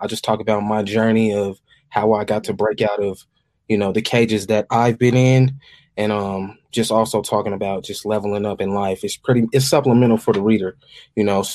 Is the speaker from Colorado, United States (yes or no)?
yes; Denver, Colorado, United States; I grew up in Montbello. That's a town in Denver, Colorado. That's where I'm from, Montbello.